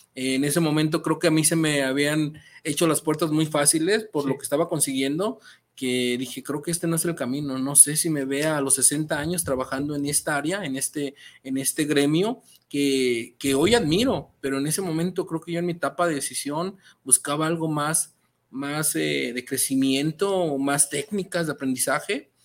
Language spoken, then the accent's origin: Spanish; Metepec, State of Mexico, Mexico; moved away; soy originario de Metepec, Estado de México, un municipio 100% artesanal